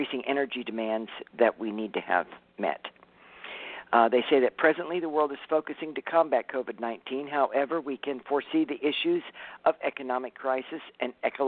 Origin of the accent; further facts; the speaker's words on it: California, United States; I'm from California